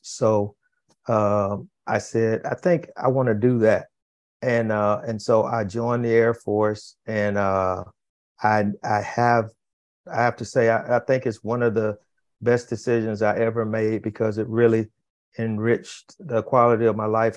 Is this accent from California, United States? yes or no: no; Fort Lauderdale, Florida, United States; I grew up in in Florida, in in in Fort Lauderdale, Florida